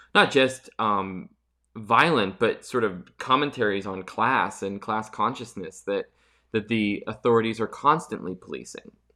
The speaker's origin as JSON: {"language": "English", "region": "Pennsylvania", "country": "United States", "tie": "born or raised there", "said": "my hometown in Pennsylvania"}